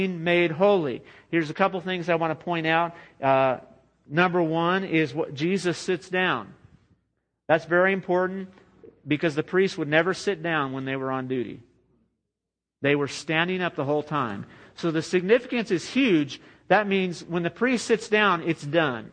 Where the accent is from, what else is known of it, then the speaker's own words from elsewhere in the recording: United States; as American Christians